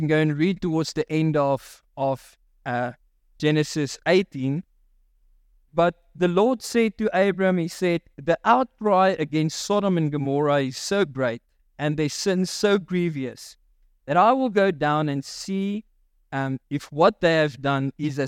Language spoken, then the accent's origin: English; Free State, South Africa; I grew up in the Free State, and the mining houses had big backyards, and so there was a lot of space to chip, right?